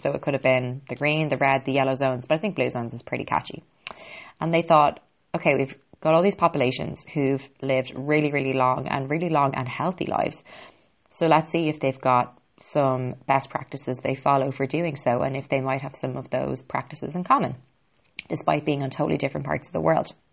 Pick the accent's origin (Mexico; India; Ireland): Ireland; I'm an Irish girl